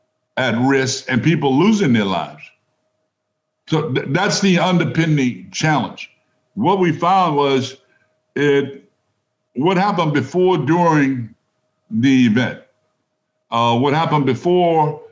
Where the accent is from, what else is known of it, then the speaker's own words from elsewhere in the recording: United States; as American